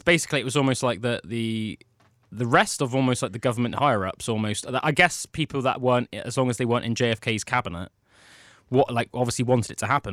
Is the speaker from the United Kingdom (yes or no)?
yes; United Kingdom; We understand as British citizens